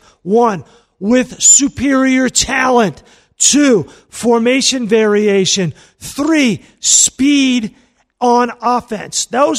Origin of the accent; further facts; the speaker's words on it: New York, United States; You and I grew up in New York.